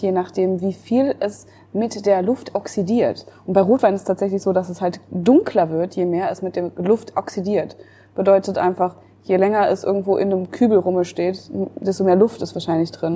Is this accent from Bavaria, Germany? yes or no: no; Münster, North Rhine-Westphalia, Germany; moved away; in Münster, äh, in meiner Heimatstadt